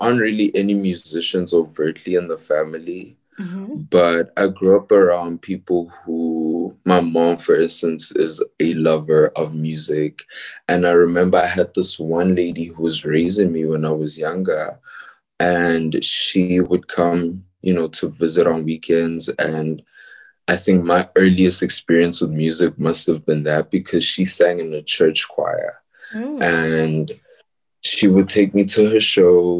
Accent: Pretoria, Gauteng, South Africa; I was born and raised in Pretoria, but I do frequent Joburg a lot

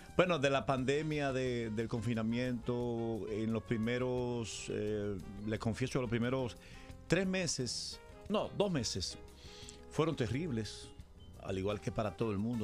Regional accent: Dominican Republic; Yo soy dominicano

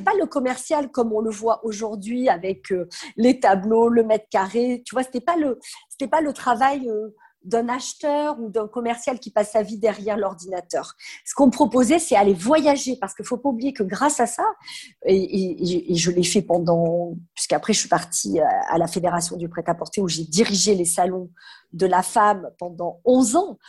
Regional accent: south of France, France; moved away as an adult; now in Paris, France; je viens du sud de la France

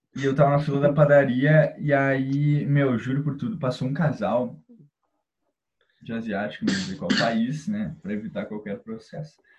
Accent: Porto Alegre, Rio Grande do Sul, Brazil; a gente é de Porto Alegre

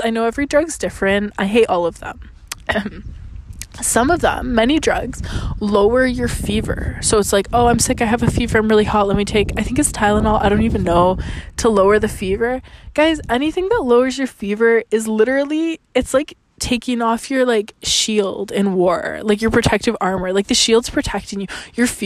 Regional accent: Canada; I'm Canadian

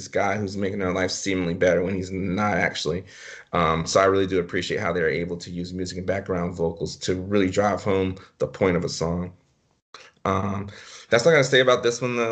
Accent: the South, United States; growing up in the South in the 90s

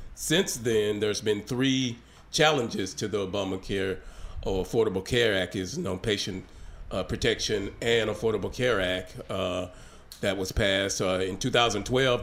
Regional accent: Hope, Arkansas, United States; my hometown down in down in Hope

